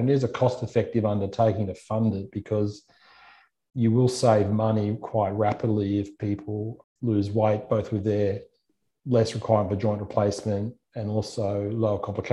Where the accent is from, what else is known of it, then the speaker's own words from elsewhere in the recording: Gold Coast, Queensland, Australia; I grew up on the Gold Coast. My parents live here